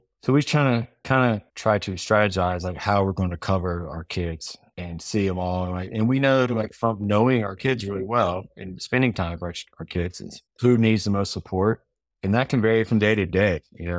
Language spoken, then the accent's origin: English; the South, United States; I'm from South